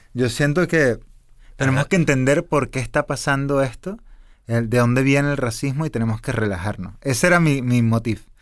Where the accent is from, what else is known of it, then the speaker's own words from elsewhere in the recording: Venezuela; yo soy venezolano